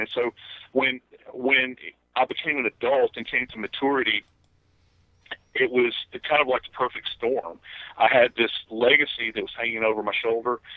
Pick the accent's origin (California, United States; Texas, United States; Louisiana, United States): Louisiana, United States; New Orleans; moved away; I love the place. It's my hometown